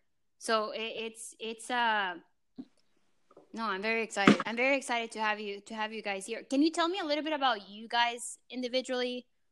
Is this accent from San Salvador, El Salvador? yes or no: yes; San Salvador, El Salvador; moved away as an adult; now in United States; I was born in El Salvador and I moved in 2011 for college.